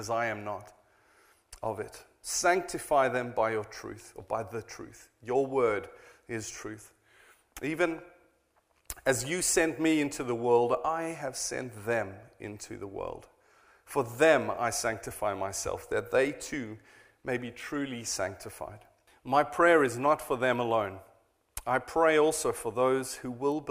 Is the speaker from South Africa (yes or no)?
yes; South Africa; now in Cheltenham, United Kingdom; I am a South African